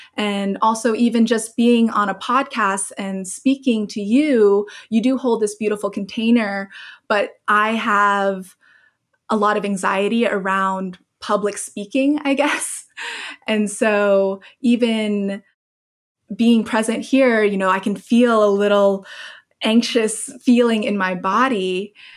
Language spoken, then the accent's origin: English; Hong Kong; moved away; also born or lived in Oregon; I grew up in Hong Kong, so I had been through the SARS epidemic there